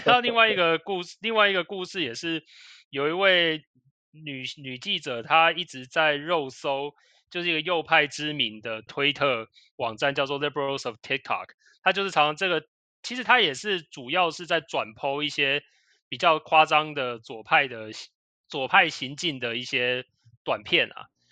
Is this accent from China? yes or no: no; Taiwan; 我们其实台湾人一般来说会去的州也就是那几个